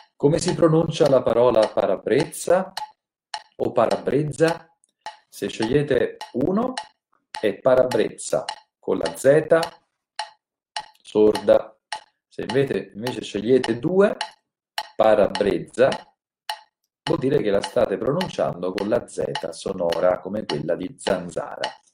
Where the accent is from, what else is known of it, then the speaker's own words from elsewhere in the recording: Naples, Campania, Italy; io sono napoletano